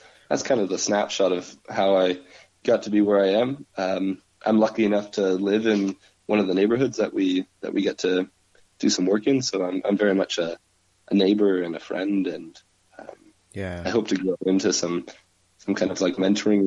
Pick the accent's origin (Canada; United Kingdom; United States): Canada; St. Thomas, Ontario; moved away as an adult; now in Waterloo, Canada; I'm not from here. I'm from St. Thomas. I'm I came to Waterloo to do school at Laurier